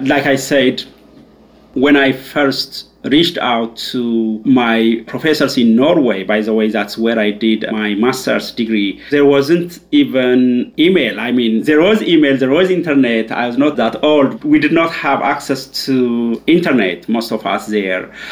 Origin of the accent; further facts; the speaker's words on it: Ethiopia; moved away as an adult; also born or lived in Leuven, Belgium; I'm originally from Ethiopia. That's where I grew up and did my undergrad